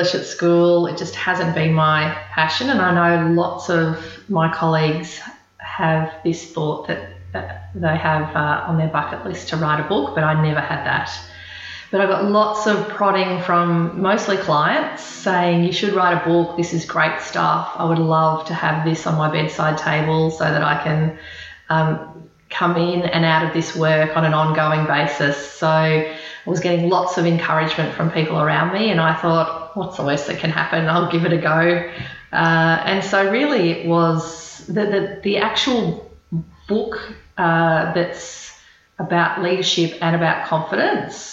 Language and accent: English; Queensland, Australia; moved away as an adult; now in Melbourne, Australia; Born and bred in Queensland, so I always think of myself as a Queenslander, although I've been in Melbourne for 18 years